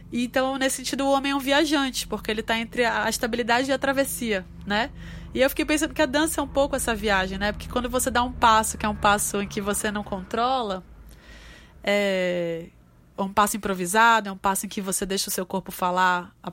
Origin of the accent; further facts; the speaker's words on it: North Region, Brazil; Um pouco você tá é, no mundo e sendo nortista, sendo uma mulher é, afro-indígena, né?